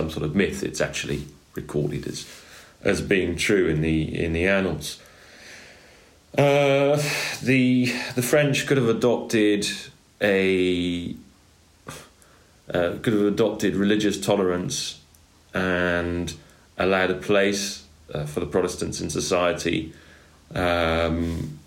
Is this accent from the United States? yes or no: no; England, United Kingdom; now in France; I'm English